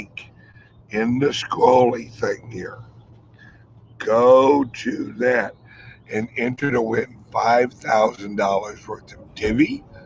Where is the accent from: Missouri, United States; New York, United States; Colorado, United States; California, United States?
Missouri, United States; St. Louis; St. Louis, my hometown